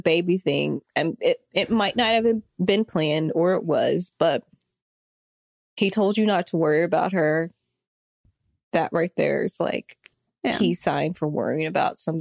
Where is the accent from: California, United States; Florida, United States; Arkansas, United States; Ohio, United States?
Arkansas, United States; I'm from Arkansas.